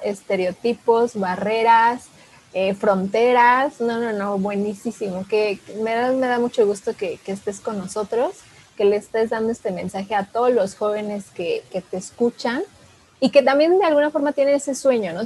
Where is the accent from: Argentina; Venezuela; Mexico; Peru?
Mexico; nosotros como mexicanos